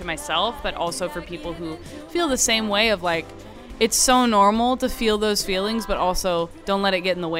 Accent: Kansas City, Missouri, United States; moved away as an adult; now in Nashville, United States; It's the music city that raised me, like the music scene here brought me up, and I just love this place. So it is home. Nashville's second home, Kansas City's first home, always.

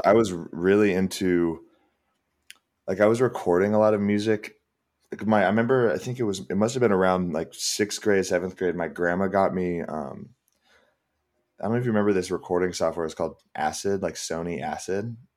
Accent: San Ramon, California, United States; moved away as an adult; also born or lived in Seattle; now in Los Angeles, United States; I grew up in the Bay.

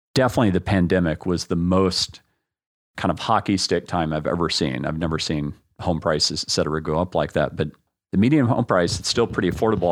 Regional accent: Austin, Texas, United States; also born or lived in San Francisco; when I was growing up in Austin

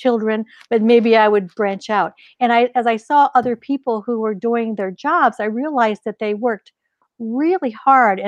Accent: northeastern Ohio, United States; also born or lived in Pennsylvania; I grew up in the Midwest. I was actually born in Pennsylvania, but then my family, when I was at a very young age, moved to northeastern Ohio along Lake Erie

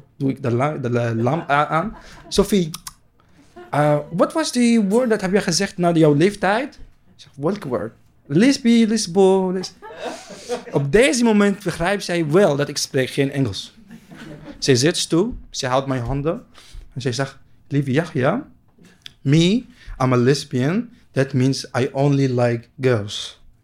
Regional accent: Palestine; Dutch is a second language; moved away as an adult; now in Netherlands; Ik kom uit Palestina. Ik kom uit een kleine stad.

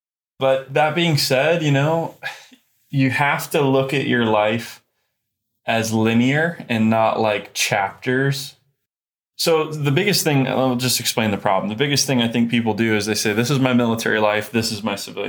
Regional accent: Kokomo, Indiana, United States; So I grew up in Kokomo, Indiana.

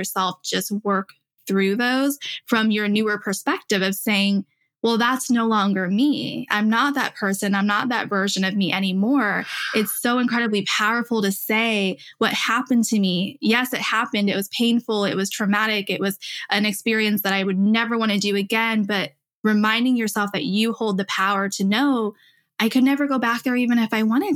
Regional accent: Illinois, United States; moved away as an adult; I finally did move back home to Illinois last year.

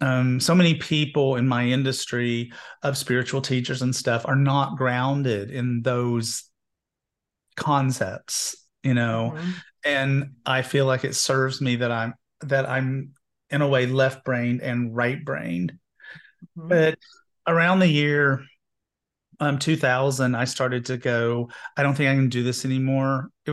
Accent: Knoxville, Tennessee, United States; I grew up gay in Knoxville, Tennessee, and somewhere in my early 20s, the Methodist Church loved to like do revolving doors on their ministers.

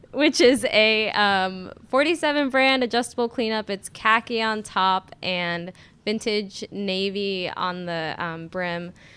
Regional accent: Florida, United States; moved away as an adult; now in Durham, United States; I am from Florida.

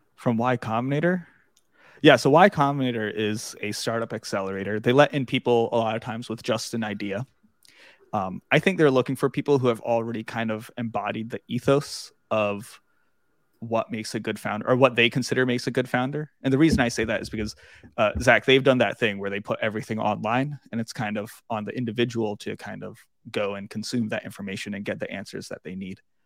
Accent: Suffolk, Virginia, United States; I grew up in Suffolk

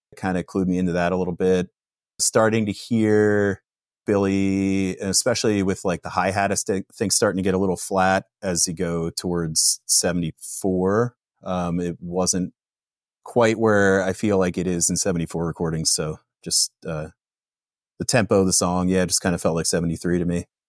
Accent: Pennsylvania, United States; growing up in Pennsylvania in the late nineties

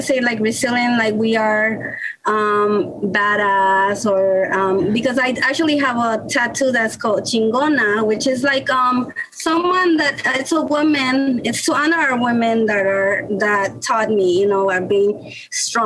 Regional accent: Mexico City, Mexico; also born or lived in New York, United States; now in Baltimore, United States; I was born in New York, but I grew up in Mexico, in the city, Mexico City, with my grandma

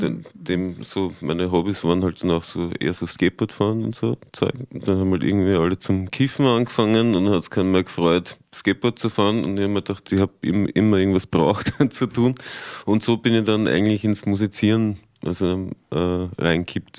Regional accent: Tulln, Lower Austria, Austria; moved away; halt schon mein, mein Bruch mit Dullen irgendwie so gehabt

